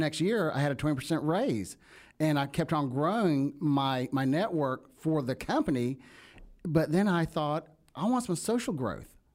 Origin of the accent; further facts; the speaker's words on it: the South, United States; accent: country; you can hear my accent. I'm, I'm country. I'm a country kid